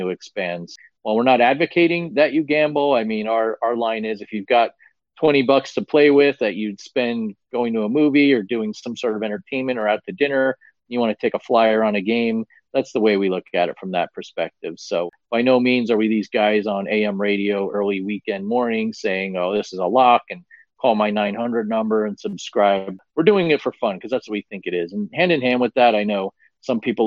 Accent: New Jersey, United States; moved away; my home state of New Jersey

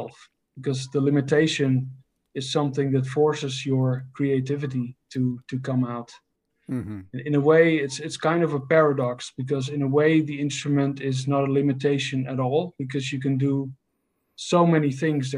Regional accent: Netherlands; I'm from the Netherlands

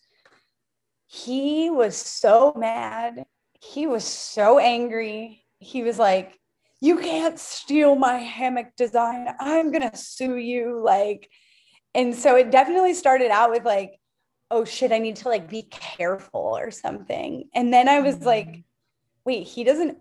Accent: Sarasota, Florida, United States; I grew up in Sarasota where it's the eighth generation of the Ringling Brothers Circus

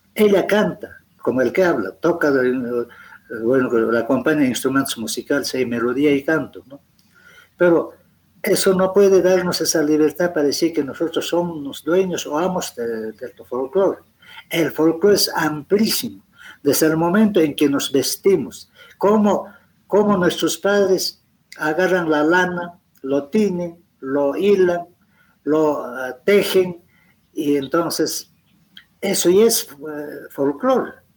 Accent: Peru; como buenos peruanos

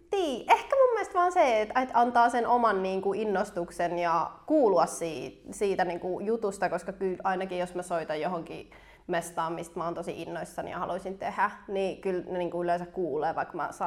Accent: Helsinki, Uusimaa, Finland

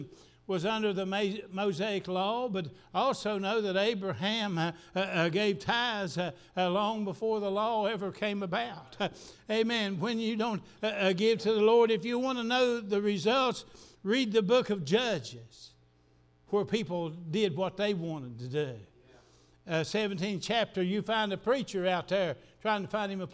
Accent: the South, United States; I'm just as much a Southerner as anybody

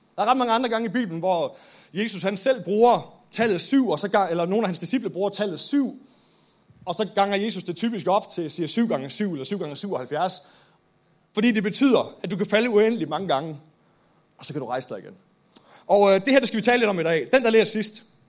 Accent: Nykøbing Mors, North Denmark Region, Denmark; Født og opvokset i Nykøbing Mors

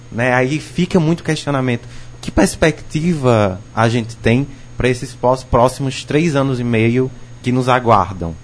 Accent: Northeast Region, Brazil; enquanto nordestino

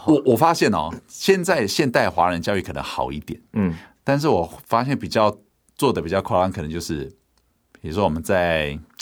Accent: Hualien, Hualien County, Taiwan; 我爸是在台北工作嘛，我在花莲长大，所以他一年就回来个一次两次

